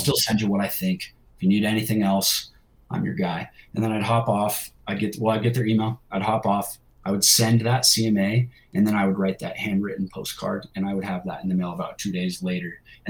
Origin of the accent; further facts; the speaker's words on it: California, United States; now in Utah, United States; I'm from California, man. Here in Utah, it's a little cold for me.